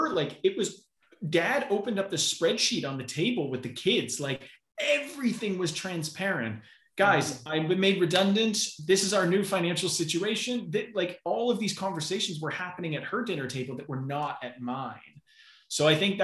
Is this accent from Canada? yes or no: yes; Canada; accent: Canadian; my accent right now is Canadian